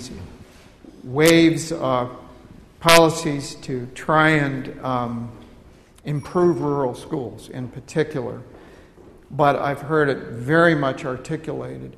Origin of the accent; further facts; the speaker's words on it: Canada; also born or lived in United States; now in United Kingdom; I'm Canadian, but I lived in the United States for some period of time